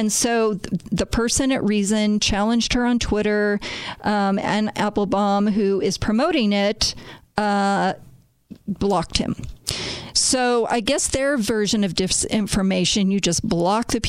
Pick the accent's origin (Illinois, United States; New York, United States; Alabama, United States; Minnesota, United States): Illinois, United States; Chicago; I was born and raised in Chicago, and my grandparents were immigrants there